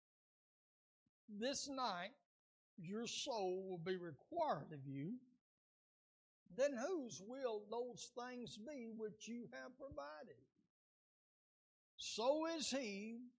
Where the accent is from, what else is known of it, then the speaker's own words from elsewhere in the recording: United States; as Americans